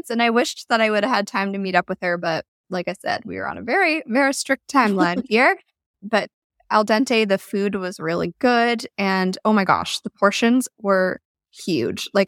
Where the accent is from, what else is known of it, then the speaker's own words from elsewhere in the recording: Canada; I mean, being Canadian, I feel like we have a little bit of an excuse.